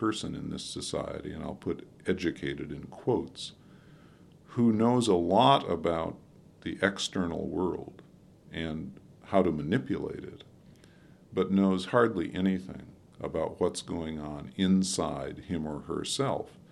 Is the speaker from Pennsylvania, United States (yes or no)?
no; Wilmette, Illinois, United States; I grew up on the North Shore of Chicago in the 50s in Wilmette, Illinois